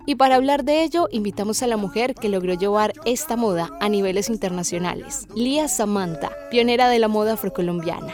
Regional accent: Colombia; en nuestro país

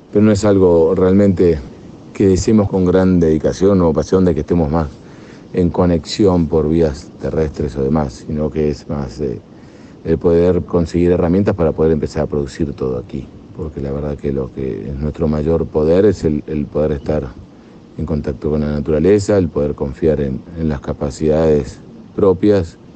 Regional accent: Argentina; moved away as an adult; now in Chocó, Colombia; ya por mi acento, se darán cuenta que no soy de acá, soy argentino

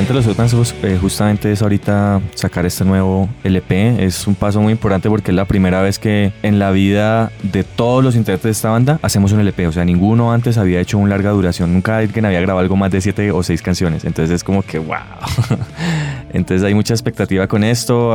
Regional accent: Buenaventura, Valle del Cauca, Colombia; also born or lived in Cali; Yo vengo de la ciudad de Buenaventura

